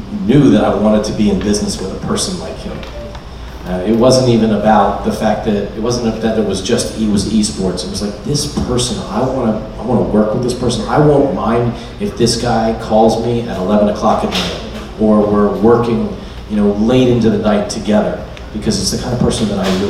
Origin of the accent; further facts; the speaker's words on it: Wilmington, Delaware, United States; growing up in Wilmington, Delaware, I had a great opportunity to play